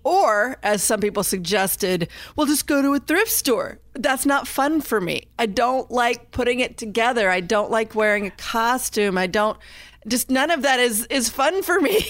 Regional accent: Indiana, United States; I'm from Indiana

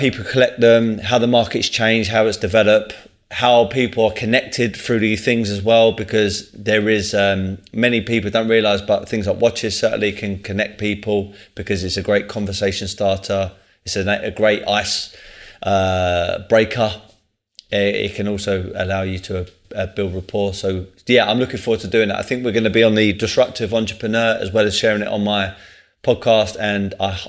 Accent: London, United Kingdom; I'm from Tulse Hill, not too far away.

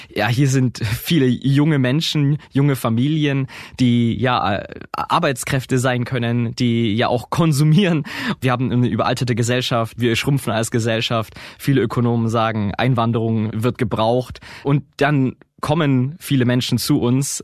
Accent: Augsburg, Bavaria, Germany; ich komme aus Augsburg

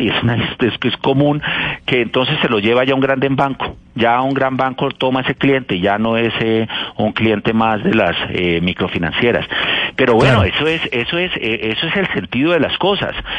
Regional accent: Cali, Valle del Cauca, Colombia; Yo soy de Cali

